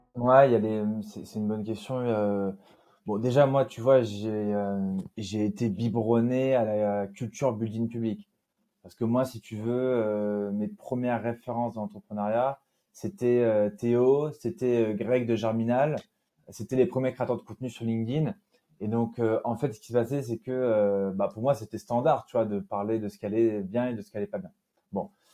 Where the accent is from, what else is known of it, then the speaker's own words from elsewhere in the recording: Nîmes, Occitania, France; also born or lived in Normandy / Brittany; je suis né à Nîmes, dans le sud de la France, puisque je suis d'origine normande et bretonne